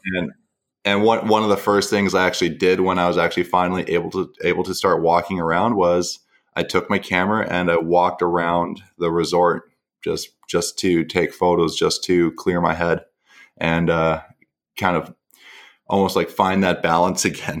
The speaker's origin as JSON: {"language": "English", "town": "Mission", "region": "British Columbia", "country": "Canada", "tie": "born or raised there", "also_born_or_lived": "Vancouver", "lives_now": "New Westminster, Canada", "said": "originally from a small town called Mission in British Columbia. And I, I grew up there all the way through high school"}